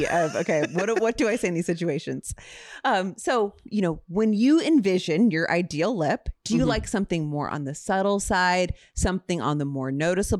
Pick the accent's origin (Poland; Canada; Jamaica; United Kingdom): Canada; Ontario; Just from Ontario. I'm a girl from Ontario.